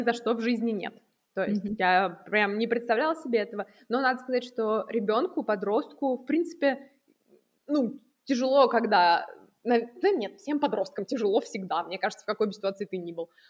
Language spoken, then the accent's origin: Russian; Nizhny Novgorod, Nizhny Novgorod Oblast, Russia; moved away as an adult; now in Vienna, Austria; Я не из Москвы, из маленького относительно, да, столичных городов Нижнего Новгорода, где я прекрасно жила до моих 19 лет.